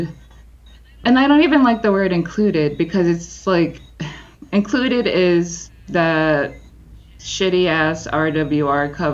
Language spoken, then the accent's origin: English; Jersey City, New Jersey, United States; I grew up in Jersey City.